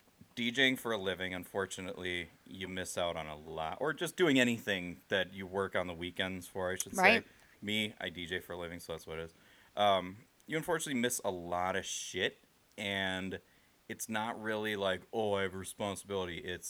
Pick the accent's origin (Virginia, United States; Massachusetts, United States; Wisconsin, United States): Wisconsin, United States; I was from Wisconsin.